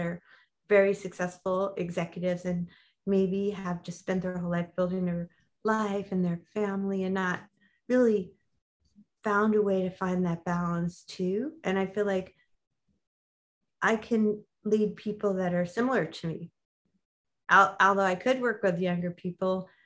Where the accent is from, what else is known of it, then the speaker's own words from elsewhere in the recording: New York, United States; now in Los Angeles, United States; I'm from New York